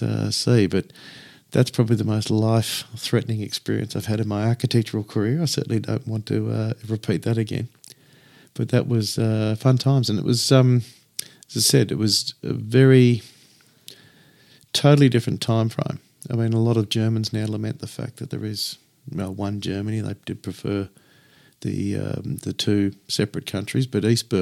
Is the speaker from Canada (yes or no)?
no; Australia; I'm Australian.